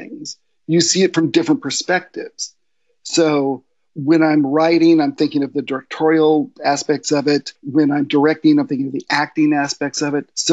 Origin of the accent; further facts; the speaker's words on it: Long Beach, California, United States; also born or lived in Los Alamitos; I was born and raised pretty much in Long Beach and a small community down south from LA called Los Alamitos, Seal Beach